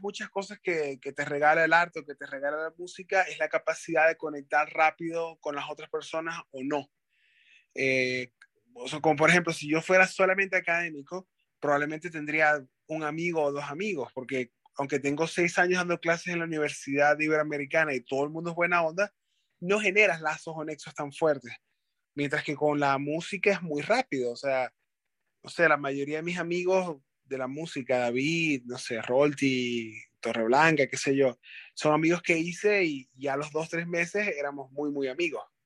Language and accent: Spanish; Maracaibo, Zulia, Venezuela; moved away as an adult; now in Mexico; Maracaibo, donde soy